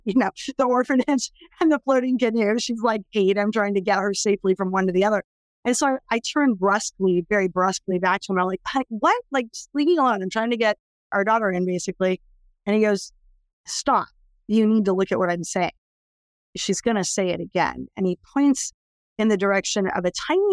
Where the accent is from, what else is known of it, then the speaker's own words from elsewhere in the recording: California, United States; I was born in California